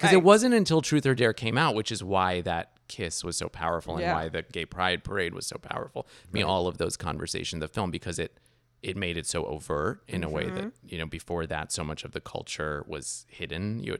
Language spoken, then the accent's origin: English; New York, United States; also born or lived in Iran / Paris, France / Toronto, Canada; So I was born in Iran. And then when I was 2, we moved to Paris. When I was 7, we moved to Toronto. And when I was 10, we moved to New York.